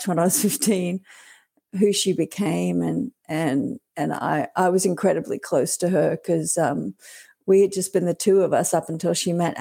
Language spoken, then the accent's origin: English; Australia; now in Canada; we grew up in Australia